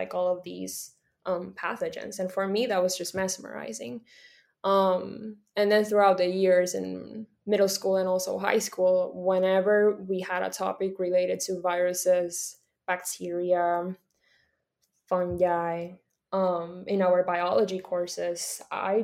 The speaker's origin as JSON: {"language": "English", "country": "Puerto Rico", "said": "I am from Puerto Rico"}